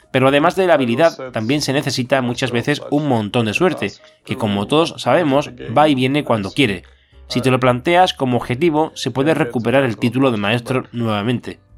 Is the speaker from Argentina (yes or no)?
no; Kyiv, Ukraine; moved away as an adult; now in Montreal, Canada; Vengo de Kiev y toda mi vida he vivido allí. Actualmente resido con mi familia en Canadá, en Montreal.